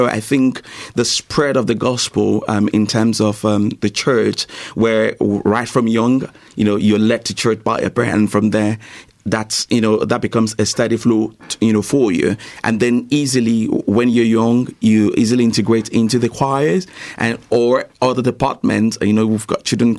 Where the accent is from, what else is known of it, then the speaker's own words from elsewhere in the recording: Nigeria; I'm also from Nigeria